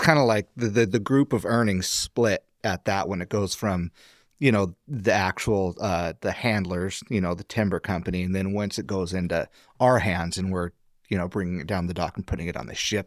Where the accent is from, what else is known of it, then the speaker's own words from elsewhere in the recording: Astoria, Oregon, United States; I was born and raised in Astoria. My family's from Astoria